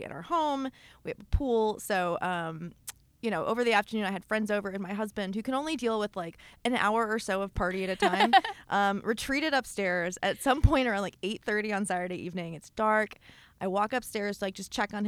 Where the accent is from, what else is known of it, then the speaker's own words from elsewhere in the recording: Kansas City, Kansas, United States; I'm from a suburb of Kansas City, Kansas